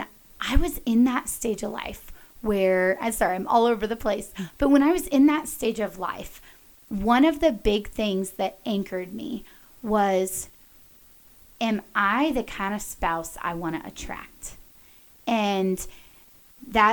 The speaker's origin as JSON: {"language": "English", "town": "Dallas", "region": "Texas", "country": "United States", "tie": "born or raised there", "moved": "as an adult", "lives_now": "Colorado, United States", "said": "I grew up in Dallas, very fashion forward area"}